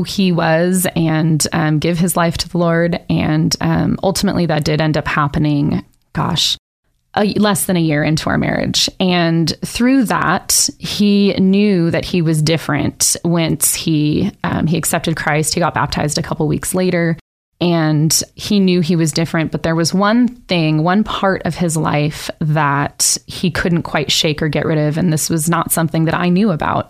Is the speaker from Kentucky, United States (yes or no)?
no; California, United States; moved away as an adult; also born or lived in Nevada; I was raised in California and moved around, went to three high schools in 4 years and all over California, and then finally settled in Nevada